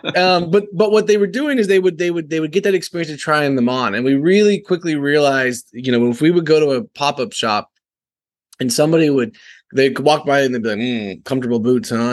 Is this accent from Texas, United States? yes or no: yes; Texas, United States; also born or lived in San Francisco; I'm from Texas